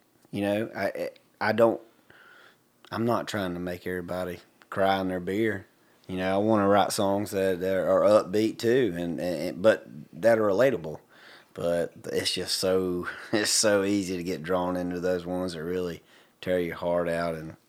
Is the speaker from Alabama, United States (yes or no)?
yes; Hartford, Alabama, United States; stuff that I grew up back in Hartford, Alabama, and I got to spend a lot of time on my grandfather's farm riding around with the farmhands